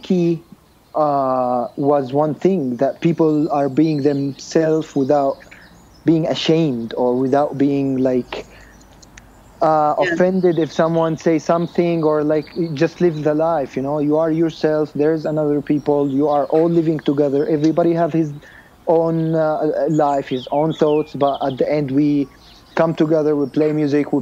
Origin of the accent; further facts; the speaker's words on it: Jordan; moved away as an adult; also born or lived in United States; I'm from the Middle East, so not a lot of people know about my country